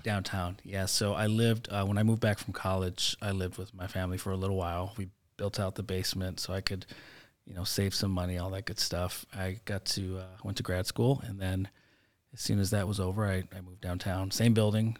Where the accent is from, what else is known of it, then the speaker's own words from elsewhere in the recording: Chicago, Illinois, United States; So I grew up in Logan Square, um, before it was hipster and, and cool like it is now.